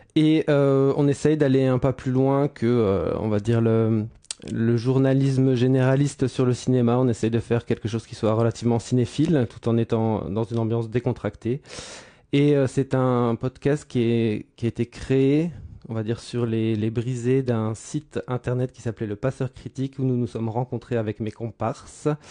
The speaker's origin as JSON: {"language": "French", "country": "France", "moved": "yes", "lives_now": "Brussels, Belgium", "said": "J'habite Bruxelles. Je ne suis ah pas bruxellois. Enfin bon, si je suis bruxellois. Je suis français"}